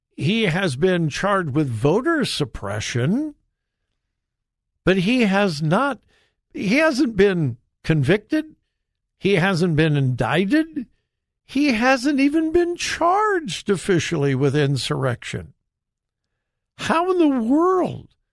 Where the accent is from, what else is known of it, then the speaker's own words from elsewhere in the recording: Southern California, United States; moved away as an adult; now in Ohio, United States; I grew up in Southern California. Uh, I was there full time until I was eighteen and went off to college